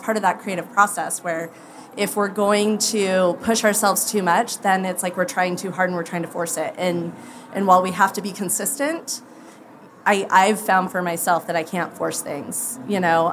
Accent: Idaho, United States; I'm from Idaho

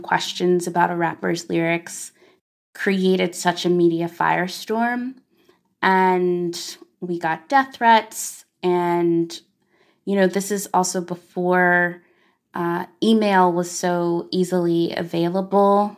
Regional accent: Arkansas, United States; as a black girl growing up in Arkansas

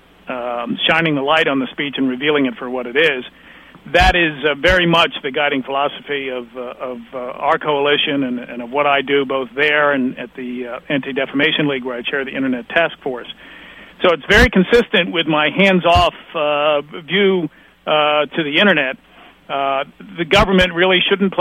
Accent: United States; I come from the United States

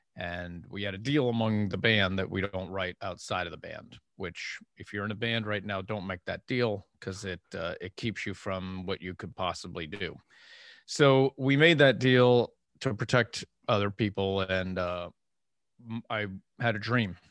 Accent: Erie, Pennsylvania, United States; moved away; I'm from Erie, Pennsylvania

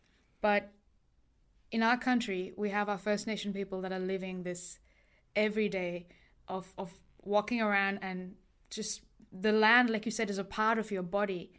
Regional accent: India; I'm Indian and I also have ancestors who lived in a colonial nation.

